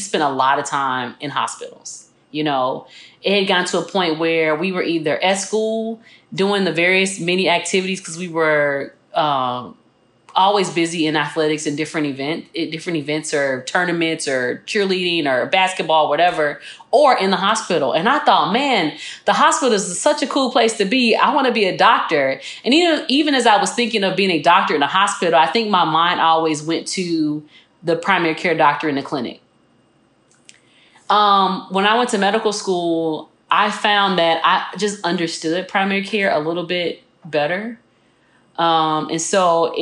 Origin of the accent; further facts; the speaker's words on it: Chicago, Illinois, United States; moved away as an adult; also born or lived in Tuscaloosa, Alabama; I grew up in Chicago